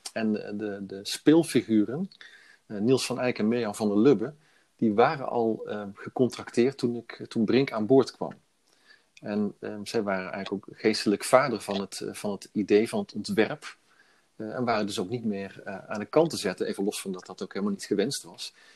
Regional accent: Veghel, North Brabant, Netherlands; also born or lived in Brussels / Milan / Utrecht / Eindhoven; in Veghel heb ik eigenlijk mijn hele leven gewoond

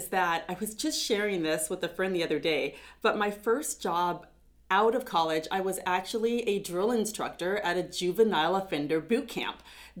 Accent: Pasco, Washington, United States; also born or lived in Pullman, Washington; I was born and raised here in Pasco, and I went to Pasco High School.

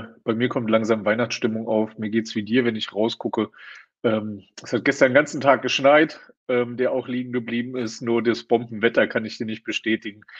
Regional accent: Hesse, Germany; Da setze ich mich als Hesse schon durch.

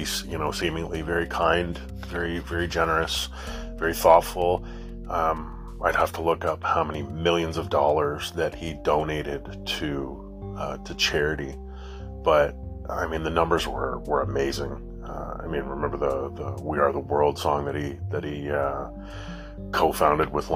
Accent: Canada; Being a Canadian boy

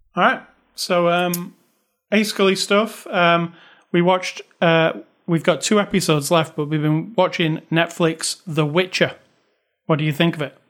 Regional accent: United Kingdom; moved away; I'm British

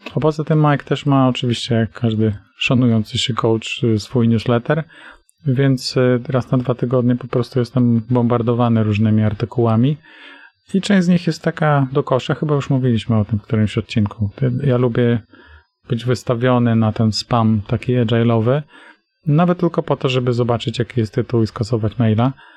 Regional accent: Tricity, Pomeranian Voivodeship, Poland; Oba jesteśmy z Trójmiasta

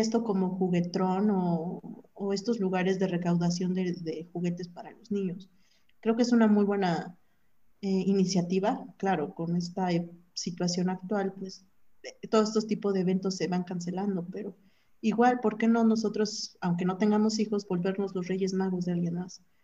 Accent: Mexico; Como buen mexicano

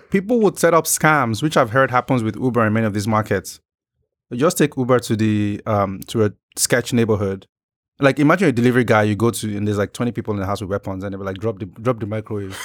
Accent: Nigeria; I'm Nigerian

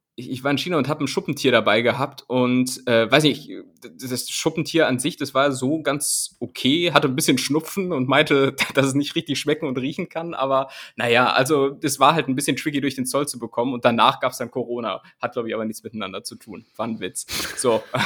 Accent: home region containing Bad Pyrmont, Lower Saxony, Germany; in meiner, in meiner Heimat, ähm, die Stadt Bad Pyrmont

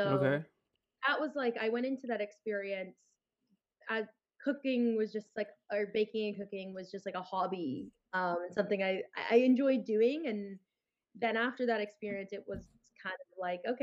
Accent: Los Angeles, California, United States; growing up in Los Angeles

